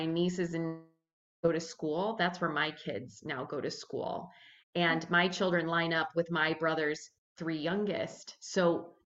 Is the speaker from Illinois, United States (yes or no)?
no; St. Louis, Missouri, United States; moved away as an adult; also born or lived in South Bend / Minnesota; I'm from St. Louis